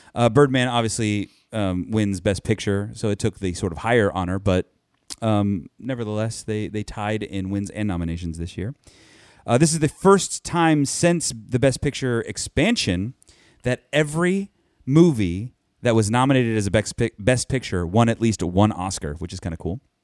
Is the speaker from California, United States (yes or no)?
yes; Anaheim, California, United States; I'm from Anaheim. It's my Anaheim team